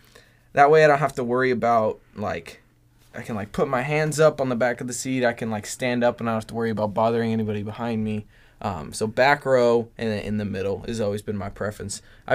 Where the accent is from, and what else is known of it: La Habra, California, United States; born or raised there